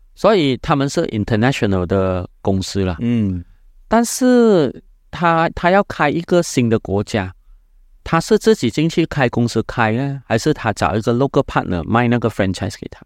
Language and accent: Chinese; Malaysia; 我是马来西亚的人